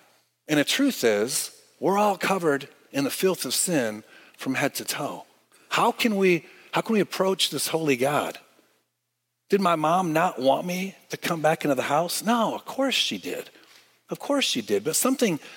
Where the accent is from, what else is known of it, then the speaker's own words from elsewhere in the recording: Michigan, United States; moved away; I'm from Michigan